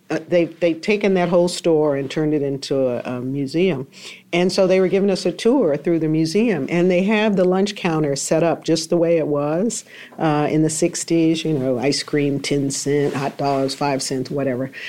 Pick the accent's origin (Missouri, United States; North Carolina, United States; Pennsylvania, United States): North Carolina, United States; Greensboro; moved away; I went to Greensboro, back to my hometown